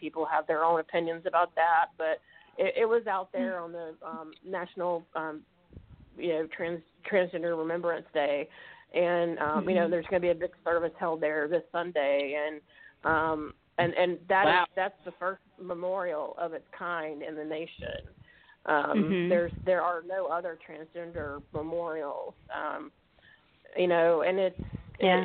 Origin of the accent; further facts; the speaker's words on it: Mississippi, United States; moved away as an adult; now in St. Louis, United States; we're both from Mississippi originally, so I'm really living it up here in St. Louis, and I've been here 18 years